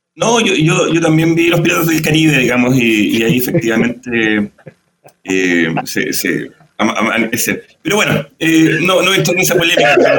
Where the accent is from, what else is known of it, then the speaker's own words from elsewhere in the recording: Chile; Como chilenos mestizos que somos todos